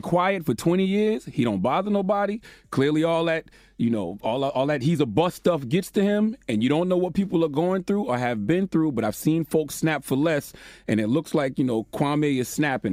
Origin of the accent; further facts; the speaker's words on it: South Carolina, United States; my hometown of Montgomery, South Carolina.